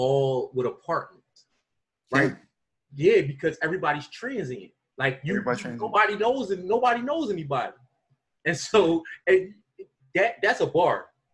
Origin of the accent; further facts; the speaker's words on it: Philadelphia, Pennsylvania, United States; now in Lansdowne, United States; I grew up in North Philly. Like, I grew up at your apartment. I grew up at 20th and York, which is about three blocks.